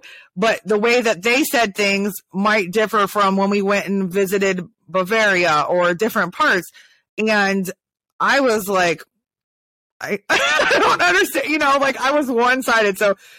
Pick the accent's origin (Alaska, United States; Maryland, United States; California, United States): Maryland, United States; also born or lived in Ohio; So I came from the North and I moved to the South. So even moving from Ohio, so Maryland to Ohio, which is not that far away, it's like 300 something miles. Nobody understood what I was saying because I talked in the slang that was in Maryland.